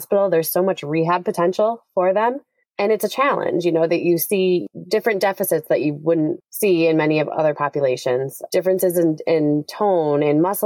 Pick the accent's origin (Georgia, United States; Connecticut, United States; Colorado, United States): Connecticut, United States; also born or lived in Massachusetts; I grew up in Connecticut